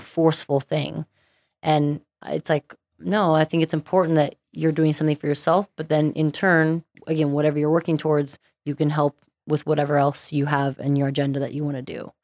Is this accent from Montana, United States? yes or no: yes; Stevensville, Montana, United States; also born or lived in Southern California; now in Utah, United States; born in Southern California, but pretty much grew up in Montana.